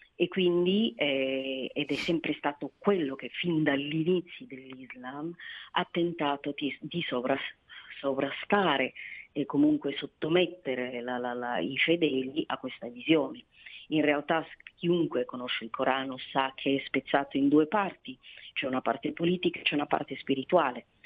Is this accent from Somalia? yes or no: yes; Somalia; now in Italy; sono somala, eh, ed è quel, sufi, quel sufismo che è sotto attacco da anni nel mio paese